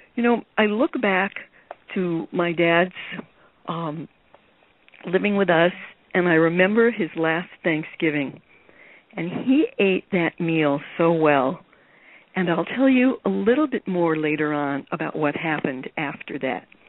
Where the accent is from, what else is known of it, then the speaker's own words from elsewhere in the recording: New York City, New York, United States; I grew up in New York City